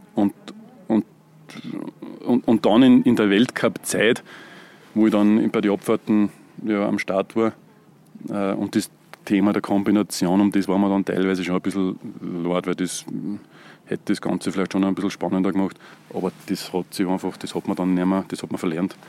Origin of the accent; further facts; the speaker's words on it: Göstling an der Ybbs, Lower Austria, Austria; Eigentlich bin ich aus Gößlinger und, und bin im Steinbachtal aufgewachsen. Habe dort meine Kindheit verbracht